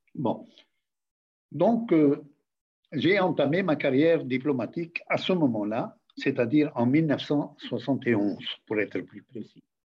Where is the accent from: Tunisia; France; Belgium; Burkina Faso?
Tunisia